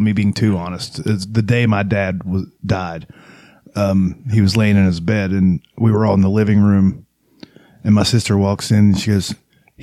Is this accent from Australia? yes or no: yes; Australia; We're from Australia